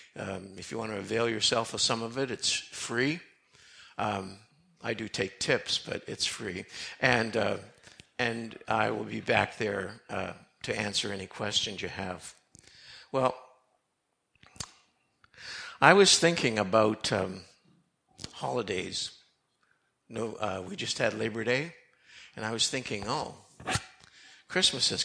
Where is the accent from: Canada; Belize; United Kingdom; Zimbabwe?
Canada; also born or lived in United States / Lancaster; although I was born in Canada, my dad, who was a pastor, moved our family to the States when I was 3 months old and planted a church in a little mining town. We were there for 7 years, and then we moved back